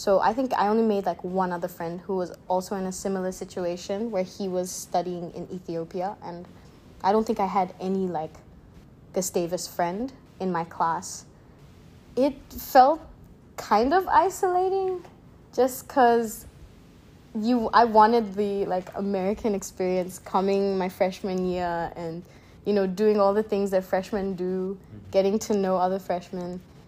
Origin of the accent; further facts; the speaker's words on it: Papua New Guinea; also born or lived in Philippines; Okay, so I am Papua New Guinean. I was born in Papua New Guinea. It's the small island country right above Australia.